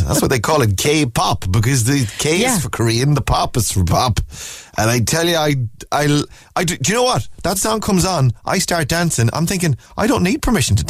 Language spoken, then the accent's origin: English; Ireland; I'm Irish and my English isn't very well